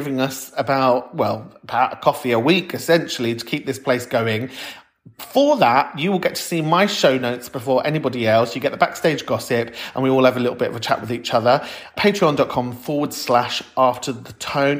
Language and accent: English; London, United Kingdom; I'm from Camden, North London for life